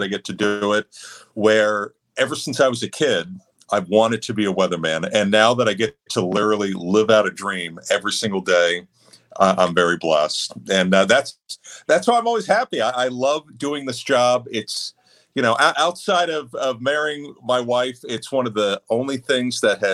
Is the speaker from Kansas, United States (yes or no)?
no; Houston, Texas, United States; moved away as an adult; also born or lived in Central Florida / State College, Pennsylvania; now in Southwest Florida, United States; I moved from Central Florida to Houston. And that's where I was in middle school and high school.